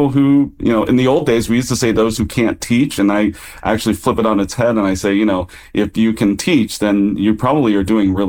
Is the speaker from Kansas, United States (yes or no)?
yes; Kansas, United States; now in California, United States; a guy who grew up in Kansas